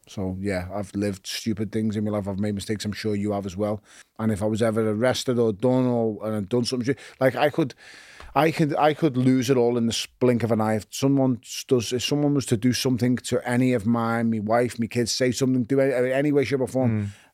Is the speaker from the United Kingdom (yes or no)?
yes; Liverpool, North West England, United Kingdom; also born or lived in Toxteth; I was born in Toxteth, I was raised in Wavertree